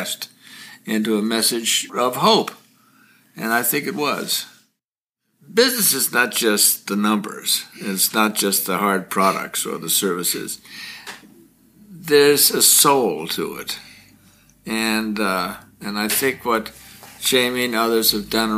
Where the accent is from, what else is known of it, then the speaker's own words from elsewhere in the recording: Corning, New York, United States; I come from Corning, New York